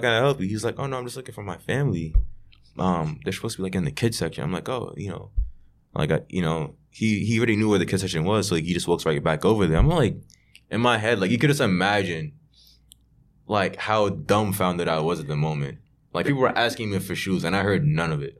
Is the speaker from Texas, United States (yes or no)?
no; New York City, New York, United States; growing up in Brooklyn